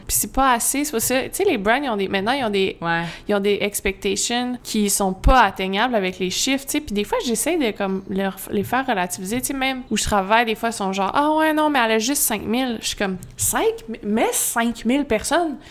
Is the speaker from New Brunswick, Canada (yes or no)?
no; Magog, Quebec, Canada; Je suis née à Magog, plus spécifiquement Fleurimont